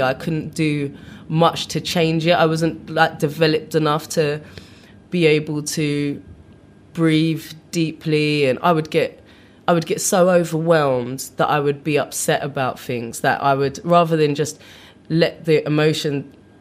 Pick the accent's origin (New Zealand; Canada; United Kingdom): United Kingdom; London; moved away as an adult; also born or lived in Brixton / Putney / Los Angeles; now in New York, United States; I grew up in South London around the time I was 10